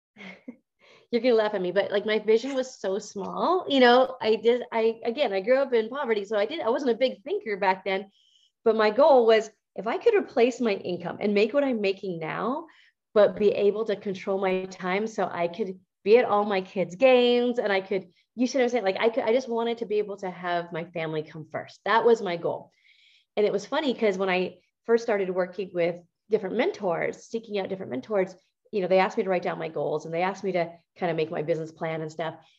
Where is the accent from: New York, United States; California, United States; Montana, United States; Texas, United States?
Montana, United States; I grew up in Montana